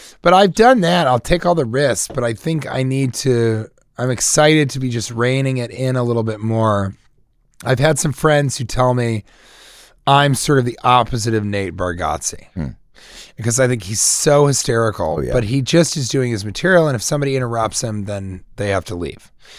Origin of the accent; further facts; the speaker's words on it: Colorado, United States; I'm from Colorado.